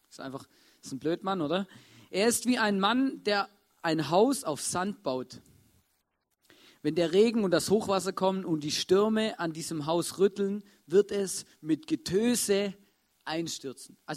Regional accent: Swabia, Germany; Ähm, ich bin ein Schwabe, für die es nicht wissen. Und ähm, bei uns ist Hausbauen was relativ Normales.

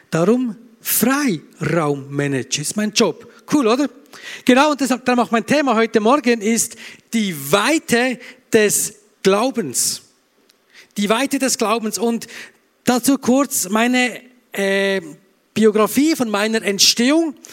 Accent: Bern, Switzerland; now in Graubünden, Switzerland; Ich bin kein Österreicher, sondern ich komme aus der schönen Schweiz. Ich bin Berner und seit danke. Ja, ich klatsche auch für Österreich natürlich. Äh, ich komme ursprünglich aus Bern, bin aber seit über 20 Jahren jetzt im Graubünden, im Bündnerland.

